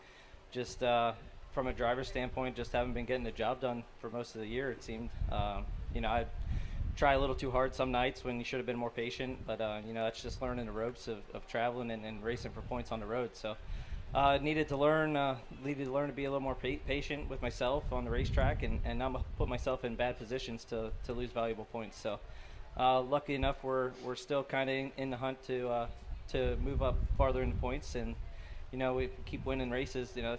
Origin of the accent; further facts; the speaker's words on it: Central Pennsylvania, United States; growing up in Central PA